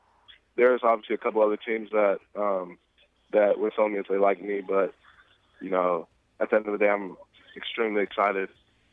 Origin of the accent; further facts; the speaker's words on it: Phoenix, Arizona, United States; I'm from Phoenix, Arizona, the Phoenix area.